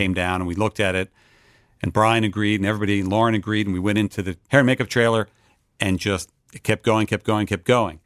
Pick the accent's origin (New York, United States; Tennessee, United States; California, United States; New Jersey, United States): New Jersey, United States; Westfield; moved away as an adult; also born or lived in Boston, Massachusetts; now in Los Angeles, United States; I was raised in New Jersey, northern New Jersey suburb called Westfield